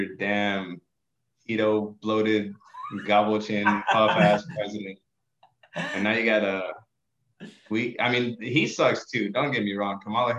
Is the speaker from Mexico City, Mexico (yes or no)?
no; Acapulco, Guerrero, Mexico; born there; Fun fact: I was born in Acapulco, Mexico.